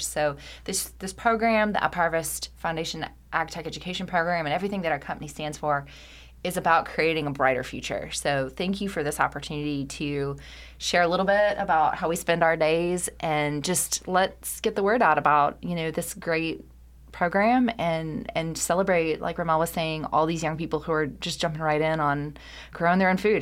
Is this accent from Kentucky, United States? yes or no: yes; Kentucky, United States; my home state, and I couldn't be more proud to be a Kentuckian